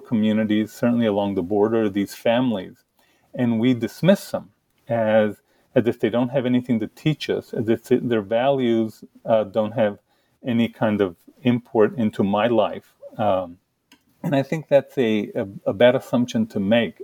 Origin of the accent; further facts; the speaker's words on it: El Paso, Texas, United States; moved away as an adult; now in Kent, United States; I grew up in El Paso. You know, I grew up very poor along the Mexican border.